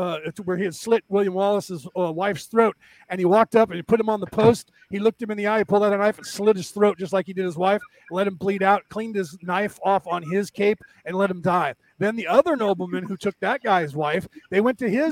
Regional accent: Ireland; now in United States; I'm an American, Irish born American.

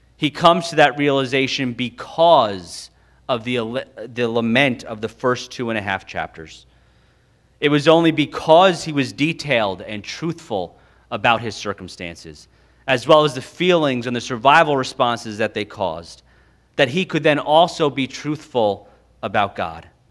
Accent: United States; we, as American evangelicals

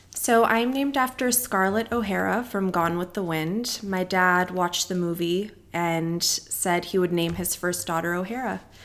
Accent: Palos Verdes, California, United States; I grew up in Palos Verdes, California

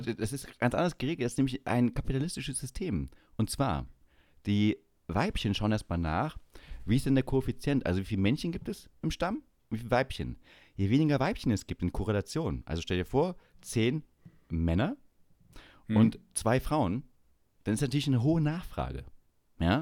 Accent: Saxony-Anhalt, Germany; moved away; Ossi, mir doch egal, ich komme aus Sachsen-Anhalt.

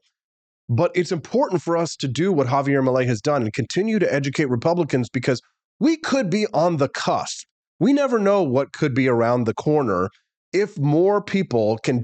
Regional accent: Missouri, United States; my home state of Missouri

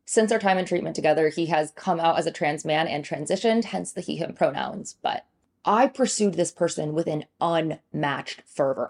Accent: Michigan, United States; moved away as an adult; now in New York City, United States; I grew up in Michigan with a Chinese immigrant father and a white mother

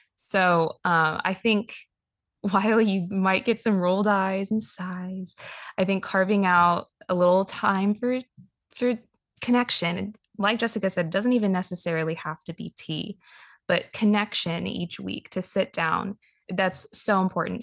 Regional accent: Los Angeles, California, United States; moved away; growing up in Los Angeles

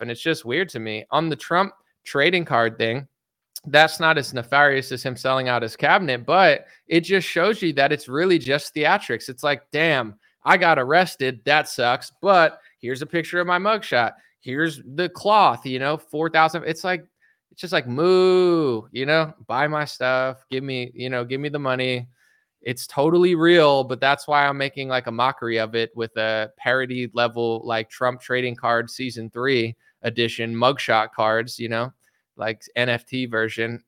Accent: United States; I'm an American citizen

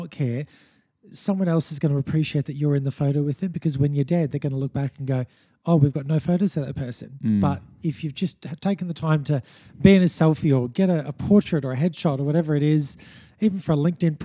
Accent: Sunshine Coast, Queensland, Australia; also born or lived in Sydney; I grew up on the Sunshine Coast, born in Sydney, raised on the Sunshine Coast from the age of 5 or 6.

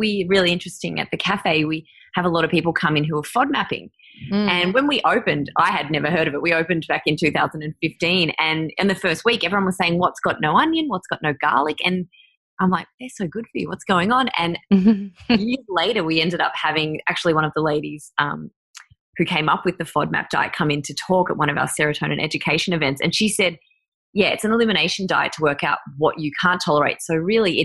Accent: Mansfield, Victoria, Australia; also born or lived in Merrijig; now in Melbourne, Australia; I grew up in Mansfield and Merrijig out in the country

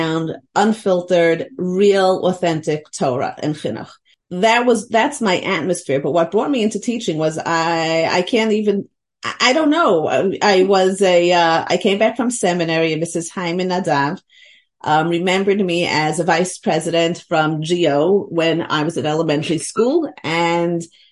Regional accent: New York City, New York, United States; born or raised there; also born or lived in Lakewood, New Jersey

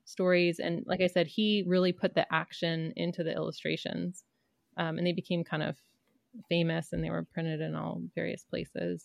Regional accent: Canada; growing up in Canada

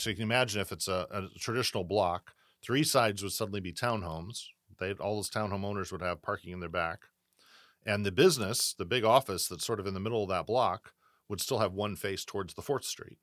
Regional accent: Southern Illinois, United States; now in Rancho Cordova, United States; where I grew up in Southern Illinois.

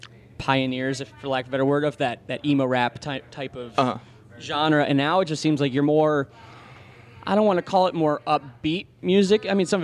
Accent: Ohio, United States; I'm from Ohio and we have hot summers

